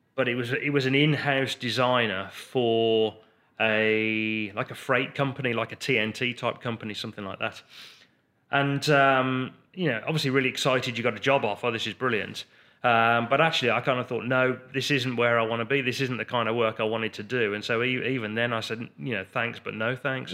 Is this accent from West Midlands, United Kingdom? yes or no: yes; Redditch, West Midlands, United Kingdom; we grew up in, um, Redditch